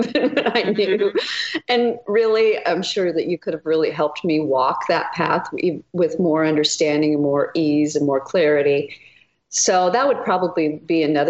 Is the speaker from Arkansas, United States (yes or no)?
no; Texas, United States; moved away; also born or lived in Idaho; I grew up in Texas